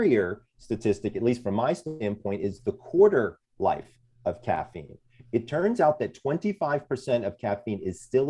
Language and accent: English; Sandy Springs, Georgia, United States; I'm from Sandy Springs, Georgia